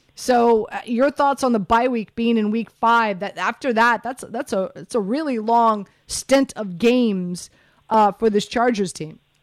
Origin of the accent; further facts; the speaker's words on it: Miami, Florida, United States; I'm from Miami, right? I'm from the 305